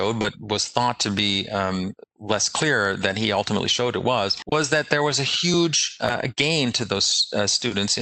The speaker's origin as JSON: {"language": "English", "country": "Canada", "tie": "born or raised there", "said": "I grew up in Canada"}